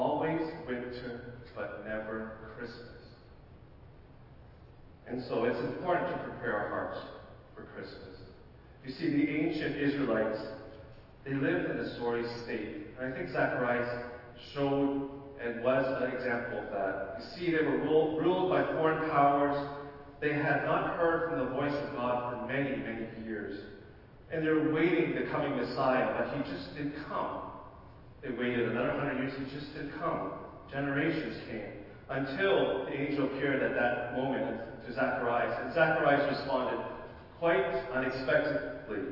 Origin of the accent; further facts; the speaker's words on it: Ottawa, Ontario, Canada; I come from Ottawa